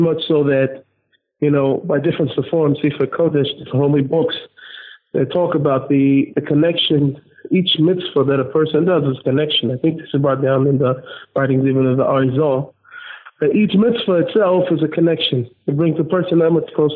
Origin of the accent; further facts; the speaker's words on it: Seattle, Washington, United States; I was born in Seattle, Washington.